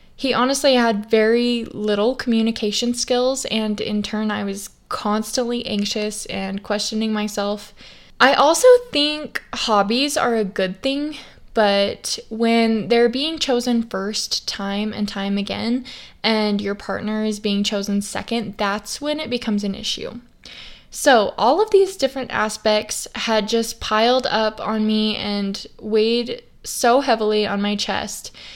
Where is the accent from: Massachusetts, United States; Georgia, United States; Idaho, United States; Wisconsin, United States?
Idaho, United States; I grew up in Idaho, and ever since I was little, I had horses